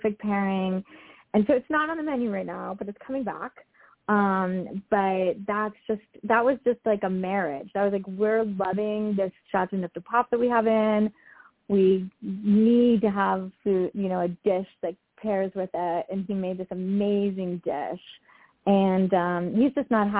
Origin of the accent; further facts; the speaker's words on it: Southeast Florida, United States; now in California, United States; that's where I grew up